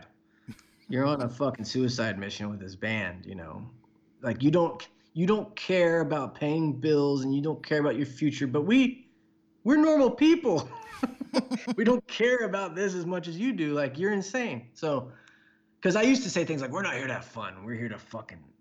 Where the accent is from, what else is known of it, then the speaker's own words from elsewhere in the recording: Houston, Texas, United States; I grew up in Houston